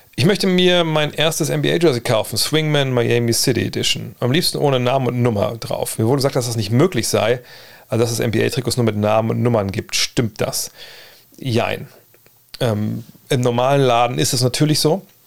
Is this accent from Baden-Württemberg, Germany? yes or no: no; Wolfsburg, Lower Saxony, Germany; ich bin auch zurück in meiner Heimat in Wolfsburg